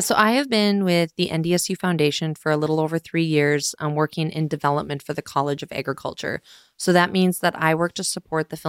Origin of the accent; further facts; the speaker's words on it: Northeast North Dakota, United States; I am a North Dakota girl. I grew up on a family farm up in Northeast North Dakota.